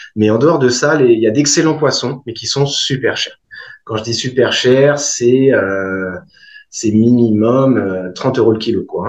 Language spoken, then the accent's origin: French; Brittany, France; moved away as an adult; also born or lived in Champagne / Edinburgh, United Kingdom; now in Tahiti, French Polynesia; j'ai grandi en Bretagne.